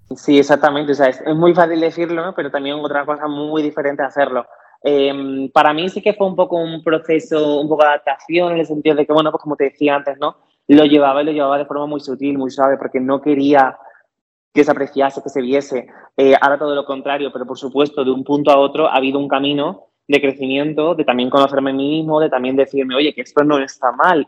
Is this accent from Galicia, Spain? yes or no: no; Cádiz, Andalusia, Spain; nací y crecí en Cádiz